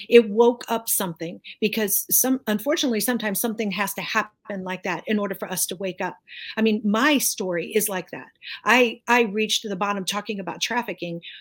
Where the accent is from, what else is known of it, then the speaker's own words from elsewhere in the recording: United States; I'm an American. and I'm a citizen of the United States. I love my country